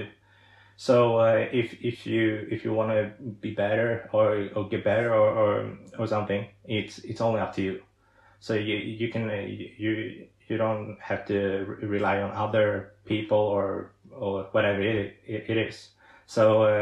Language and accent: English; Sweden; English is a second language; I'm from Sweden, I'm a professional disability golfer